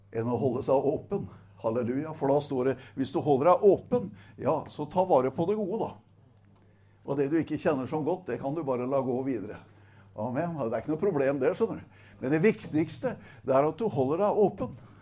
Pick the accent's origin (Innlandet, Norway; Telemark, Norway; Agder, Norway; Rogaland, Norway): Agder, Norway; Setesdal; er jeg fra Setesdal